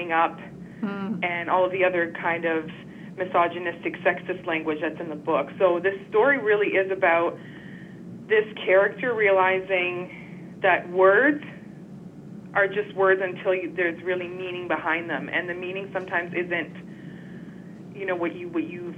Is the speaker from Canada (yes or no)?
yes; Quebec, Canada; now in Toronto, Canada; It's a French name because I'm originally from Quebec